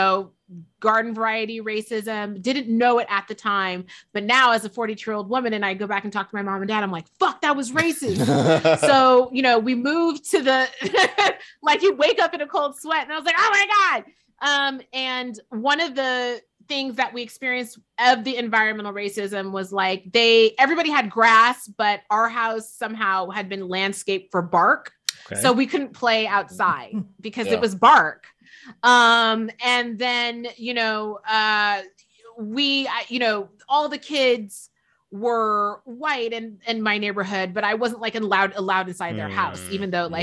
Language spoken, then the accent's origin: English; San Francisco, California, United States; also born or lived in Fairfield, California; I'm born and raised in San Francisco